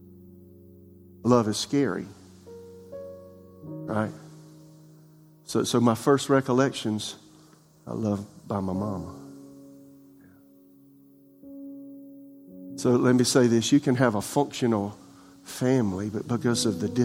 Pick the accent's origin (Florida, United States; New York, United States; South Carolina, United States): South Carolina, United States; Florence; now in Raleigh, United States; my father build the house I was raised in South Carolina and Florence